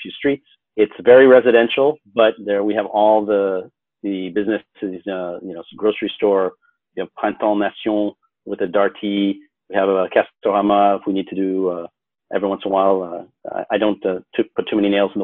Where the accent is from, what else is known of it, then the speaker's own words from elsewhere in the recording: United States; now in Paris, France; as an American